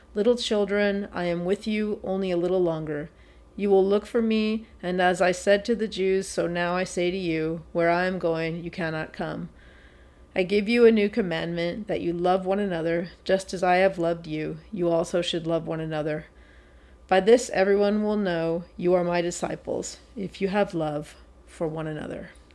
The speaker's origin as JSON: {"language": "English", "area": "San Francisco Bay Area", "region": "California", "country": "United States", "tie": "born or raised there"}